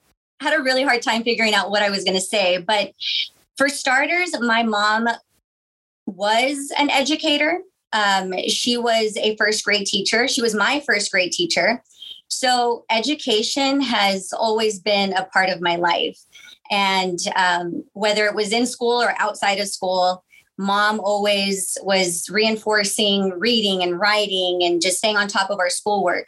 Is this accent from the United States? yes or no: yes; Weslaco, Texas, United States; moved away as an adult; also born or lived in Austin, Texas; now in McAllen, United States; I am originally from Weslaco. I graduated from Weslaco High School.